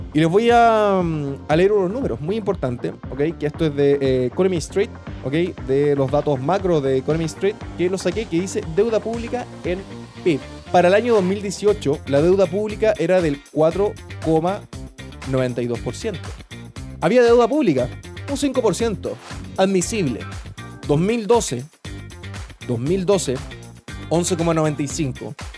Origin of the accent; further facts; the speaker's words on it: Chile; somos buenos los chilenos